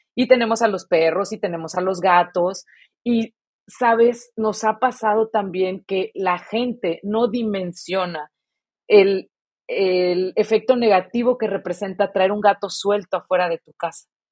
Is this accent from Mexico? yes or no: yes; Mexico; nuestra educación como mexicanos